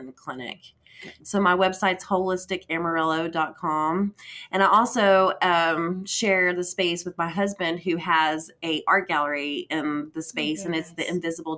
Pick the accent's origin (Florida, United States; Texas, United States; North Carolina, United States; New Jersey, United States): Texas, United States; Panhandle; also born or lived in Austin, Texas; I grew up in Panhandle and graduated in like 98. So came back to the area after going to Austin.